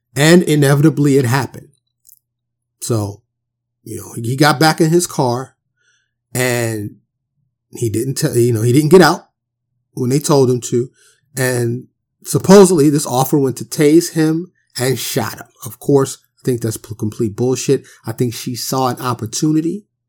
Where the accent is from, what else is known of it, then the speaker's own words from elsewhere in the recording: New York City, New York, United States; moved away; growing up in Harlem and the, and the Bronx